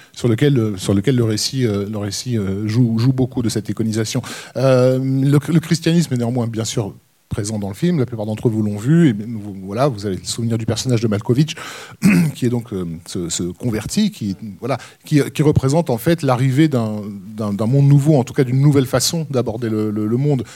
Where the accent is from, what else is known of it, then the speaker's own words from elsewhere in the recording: France; chez nous en France